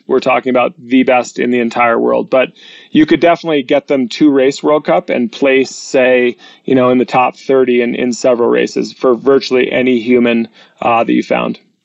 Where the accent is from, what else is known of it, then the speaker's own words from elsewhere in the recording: New Hampshire, United States; We come from New Hampshire. It's a live free or die state.